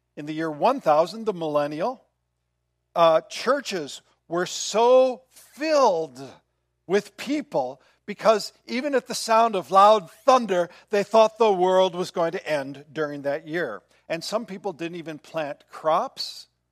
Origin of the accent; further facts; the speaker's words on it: Midwest, United States; Growing up in the Midwest, once a month, every I think it was Wednesday of the month, there was a siren that went off.